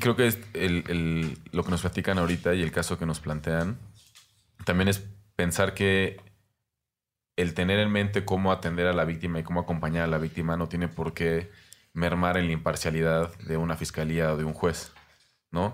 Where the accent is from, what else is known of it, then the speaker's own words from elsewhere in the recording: Mexico; nuestra inteligencia como mexicanos